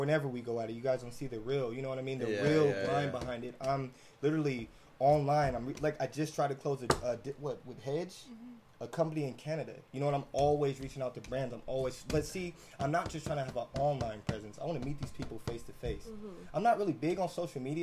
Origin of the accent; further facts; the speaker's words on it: San Diego, California, United States; also born or lived in Chula Vista / Oceanside; I grew up in San Diego, Southeast San Diego, and then Chula Vista, Oceanside